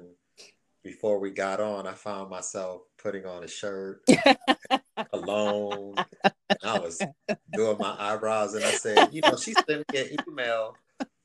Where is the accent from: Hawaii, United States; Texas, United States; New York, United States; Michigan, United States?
Michigan, United States; Detroit; I grew up in Detroit